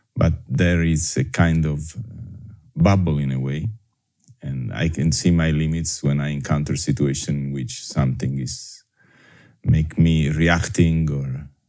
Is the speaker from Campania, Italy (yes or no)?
yes; Naples, Campania, Italy; English is a second language; moved away as an adult; also born or lived in Caribbean; I was born in Napoli in 1966 and I grow and raise in Italy, in Napoli, uh, up until my university degree, and then I left.